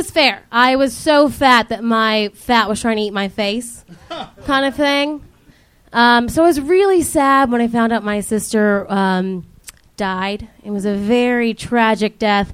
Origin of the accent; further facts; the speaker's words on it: Virginia, United States; moved away; also born or lived in Ohio; I'm from Virginia